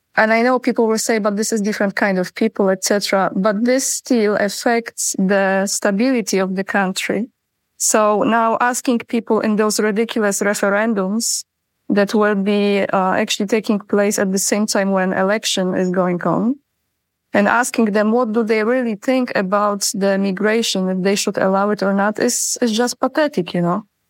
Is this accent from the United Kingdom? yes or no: no; Poland; moved away as an adult; also born or lived in Sweden / United States; I was born in Poland. I'm originally from Poland